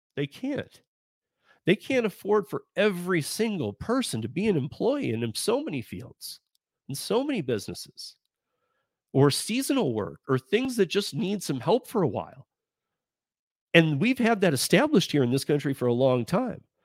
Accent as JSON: {"language": "English", "region": "Michigan", "country": "United States", "tie": "born or raised there", "said": "I grew up, again, I grew up in Michigan"}